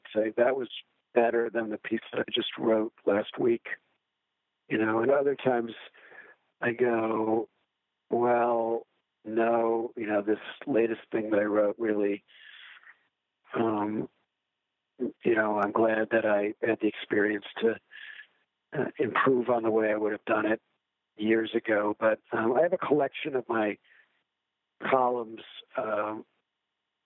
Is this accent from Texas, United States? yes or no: no; Illinois, United States; in my home state of Illinois